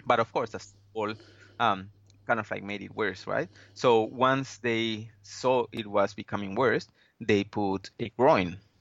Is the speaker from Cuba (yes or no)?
no; Peru; moved away as an adult; also born or lived in Wollongong, Australia / Brisbane, Australia; now in Sunshine Coast, Australia; I am from Peru originally. Moved to Australia probably twelve or fourteen years.